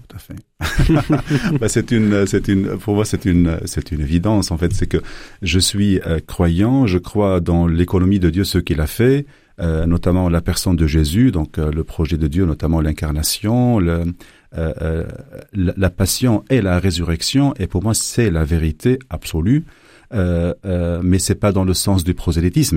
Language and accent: French; Lebanon; moved away as an adult; now in Belgium; je viens du Liban